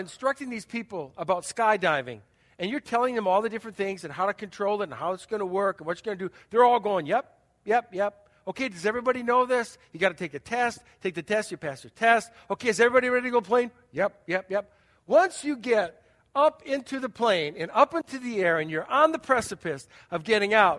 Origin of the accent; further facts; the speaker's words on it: United States; I'm an American